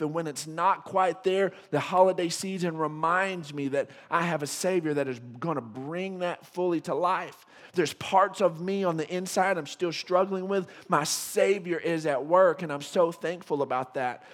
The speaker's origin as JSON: {"language": "English", "region": "West Texas", "country": "United States", "said": "being a Texan and a West Texan"}